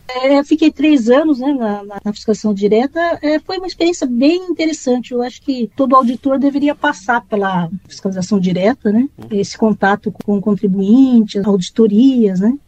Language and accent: Portuguese; Campinas, São Paulo, Brazil; moved away as an adult; now in São Paulo, Brazil; eu sou natural de Campinas, é, sou do interior